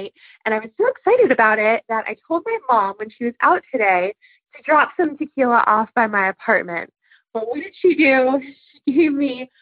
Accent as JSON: {"language": "English", "town": "West Palm Beach", "region": "Florida", "country": "United States", "said": "I'm from South Florida in West Palm Beach"}